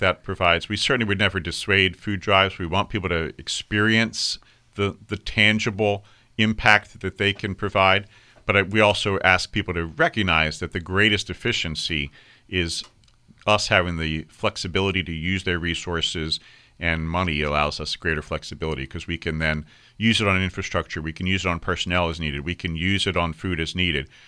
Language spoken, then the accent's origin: English; Virginia, United States; I grew up in Virginia.